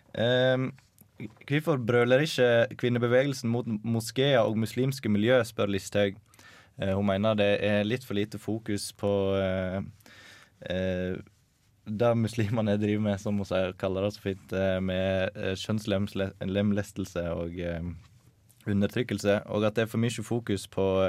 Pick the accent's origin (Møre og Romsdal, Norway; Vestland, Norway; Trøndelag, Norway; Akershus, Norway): Vestland, Norway; Sogndal; now in Trondheim, Norway; Jeg kommer fra Sogndal, bor i Trondheim